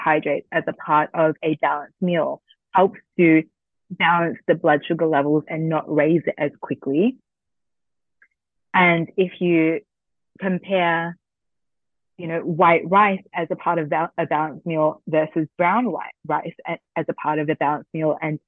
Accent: Australia; I'm Vietnamese Australian first gen.

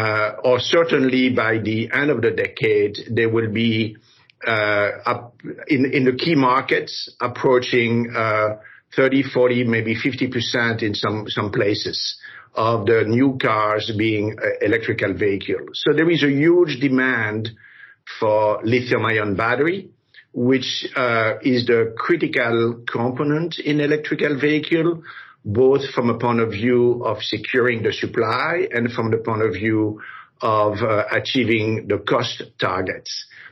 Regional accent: Brussels, Belgium; moved away as an adult; also born or lived in Paris, France / Africa; now in United States; Well, I was born in Africa, then grew up in Paris and Brussels. I was Belgian. I'm still Belgian, but I became American later on.

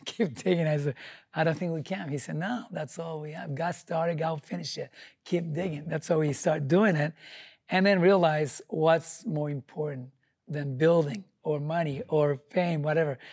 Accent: Japan; English is a second language; moved away as an adult; now in United States; I'm from Japan with nothing, no money, no English

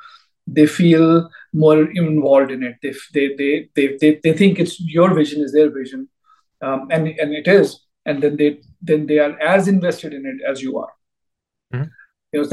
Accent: India; moved away as an adult; I grew up in India. Did my PhD back there

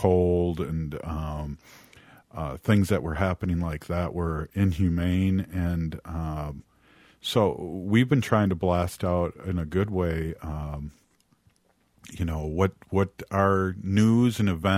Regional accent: United States; I'm Ho-Chunk and I'm from Turtle Island. And we pre-exist the white man here.

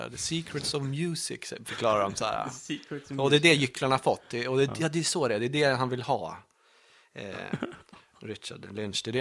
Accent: Italy; jag är väl italienare

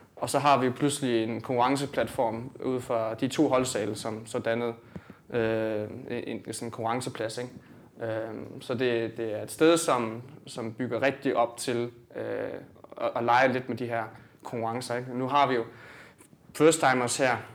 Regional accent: Sønderborg, Southern Denmark, Denmark; jeg kommer ned fra Sønderborg

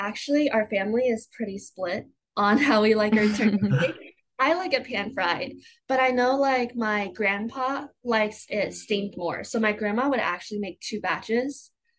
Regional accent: Taichung, Taiwan; also born or lived in Kentucky, United States; now in Indiana, United States; although I was born in Basel, Kentucky, I grew up in Taiwan and I spent about 6 to 7 years of my life there.

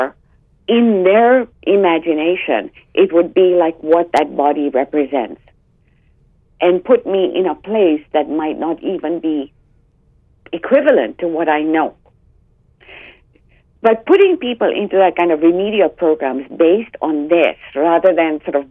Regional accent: Uganda; moved away; I grew up in Uganda, which was a British colony until 1967, a crown colony.

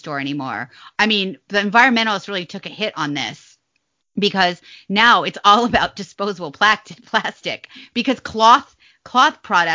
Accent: Nevada, United States; now in Virginia, United States; I'm from Nevada.

